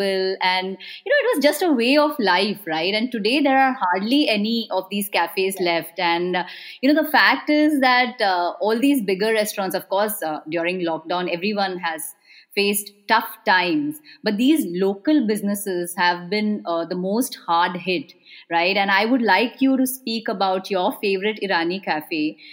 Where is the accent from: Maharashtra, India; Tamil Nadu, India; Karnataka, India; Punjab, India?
Maharashtra, India; Mumbai; I grew up in Bombay